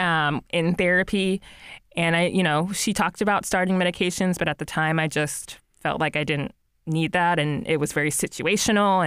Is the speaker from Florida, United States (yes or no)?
no; New Jersey, United States; moved away as an adult; now in North Carolina, United States; I'm originally from New Jersey